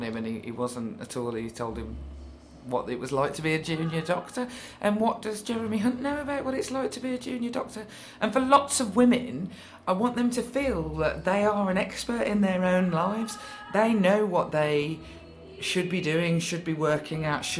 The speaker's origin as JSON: {"language": "English", "town": "Birmingham", "region": "West Midlands", "country": "United Kingdom", "tie": "born or raised there", "said": "I'm from Birmingham, where taking the mick out of somebody is the only way we really show love. So I grew up constantly in a family of arguing"}